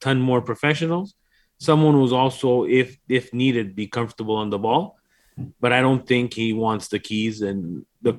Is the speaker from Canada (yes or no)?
yes; Canada; now in Montreal, Canada; We are from Canada